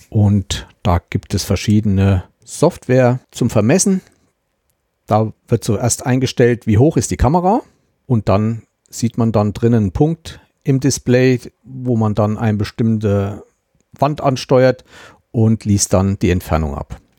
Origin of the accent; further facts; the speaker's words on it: Thuringia, Germany; Ich stamme ja aus dem Landkreis Meiningen-Schmalkalden und Meiningen ist ja unsere Amtsstadt, also Landratsstadt.